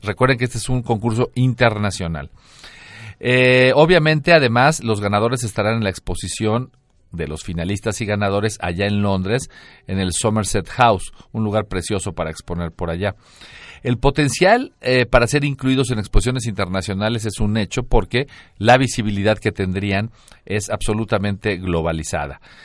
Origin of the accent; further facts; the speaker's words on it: Mexico; soy mexicano